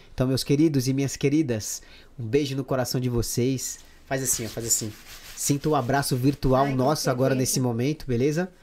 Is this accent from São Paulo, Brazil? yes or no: no; Pará, Brazil; now in Madrid, Spain; Porque eu sou paraense, né? Lá do norte.